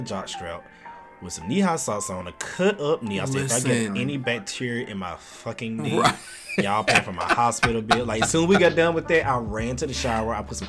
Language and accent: English; the South, United States; I'm from the South, and if you don't speak to me, I'm not gonna speak to you.